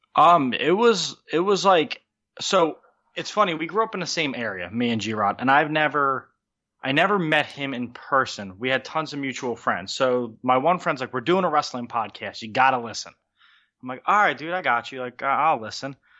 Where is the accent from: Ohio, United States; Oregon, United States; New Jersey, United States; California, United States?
New Jersey, United States; Wildwood; I'm from a little town in New Jersey. It, it's, it ha, it's called Wildwood. Let's just say Wildwood, New Jersey